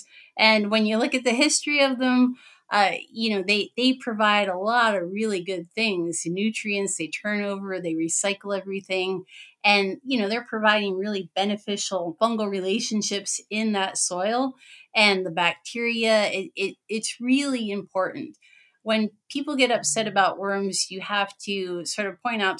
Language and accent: English; Pennsylvania, United States; now in Wisconsin, United States; I'm in Wisconsin. I'm originally from Pennsylvania